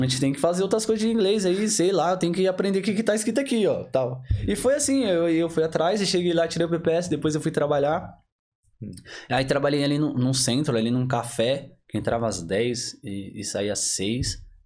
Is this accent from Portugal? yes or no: no; Diadema, São Paulo, Brazil; moved away as an adult; now in Ireland; eu vim lá de Diadema